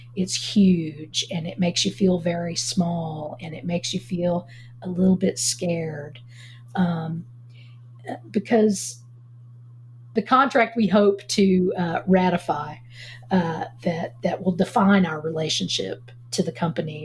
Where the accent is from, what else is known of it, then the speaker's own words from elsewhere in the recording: Galax, Virginia, United States; I grew up in Galax, Virginia, right on the North Carolina border, up in the Appalachian Mountains